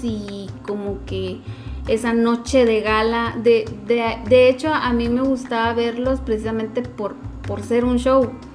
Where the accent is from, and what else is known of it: Guatemala